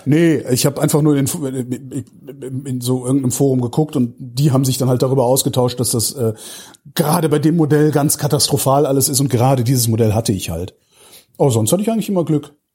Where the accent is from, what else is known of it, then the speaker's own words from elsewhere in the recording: Cologne, North Rhine-Westphalia, Germany; now in Berlin, Germany; ich komme aus Köln gebürtig